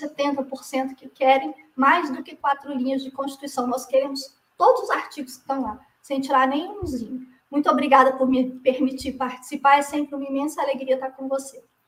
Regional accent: Brazil; como brasileira

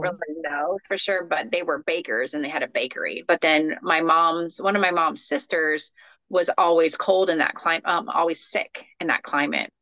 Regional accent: Florida, United States; I'm a native Floridian, third generation

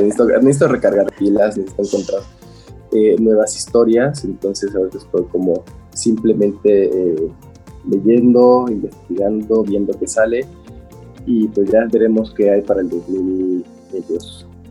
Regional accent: Mexico

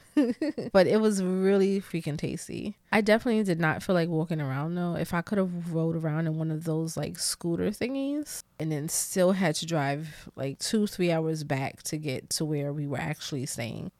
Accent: New York City, New York, United States; I'm such a New Yorker, like, a city girl, New Yorker

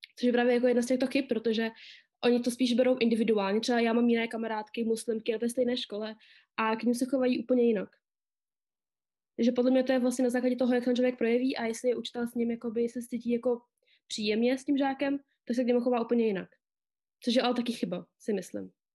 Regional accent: Czechia; Narodila jsem se tady v České republice

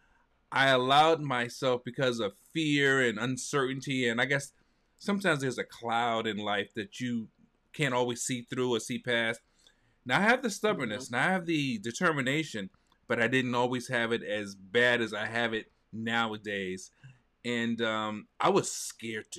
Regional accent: New York City, New York, United States; I'm a New Yorker. And in New York, we've got the Village Voice

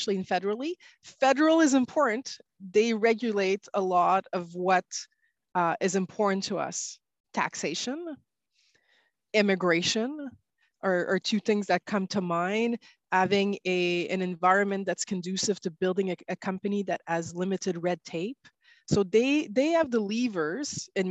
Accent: Quebec, Canada; we're from Quebec

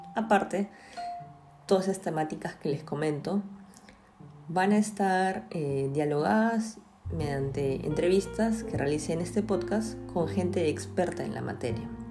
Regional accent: Peru; en mi país, acá en Perú

